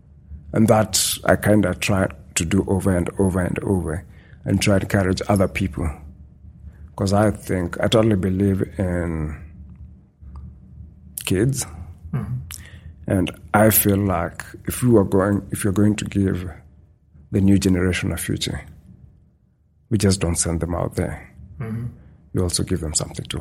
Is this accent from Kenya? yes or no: yes; Western Kenya, Kenya; moved away as an adult; also born or lived in Nairobi, Kenya; now in Saskatchewan, Canada; I grew up in a small town in the western part of the country